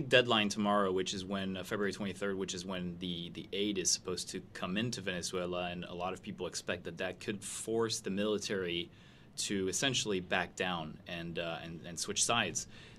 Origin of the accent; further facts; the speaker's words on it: France; also born or lived in Belgium / Switzerland; now in United States; I grew up in France, was born in Belgium, and moved to the U.S. From Switzerland.